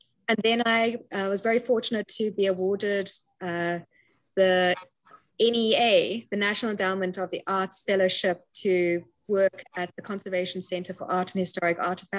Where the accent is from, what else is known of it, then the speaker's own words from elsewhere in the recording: Cape Town, Western Cape, South Africa; moved away as an adult; also born or lived in United Kingdom; I'm originally from Cape Town, South Africa, hence the accent you're hearing